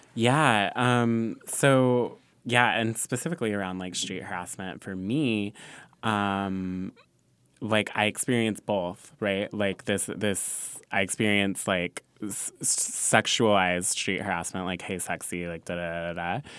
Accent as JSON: {"language": "English", "region": "Southern California", "country": "United States", "moved": "yes", "lives_now": "New York, United States", "said": "I'm from California"}